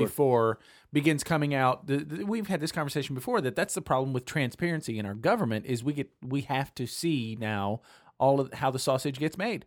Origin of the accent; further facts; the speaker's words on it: California, United States; now in Atlanta, United States; Growing up in California